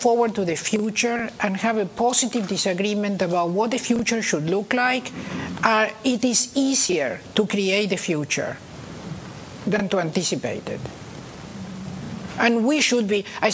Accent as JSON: {"language": "English", "country": "Argentina", "tie": "born or raised there", "moved": "yes", "lives_now": "United States", "said": "I was born in Argentina, and I did my educational system here"}